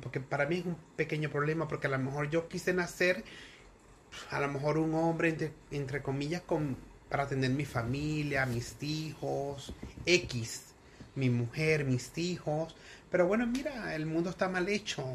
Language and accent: Spanish; Venezuela; como buena venezolana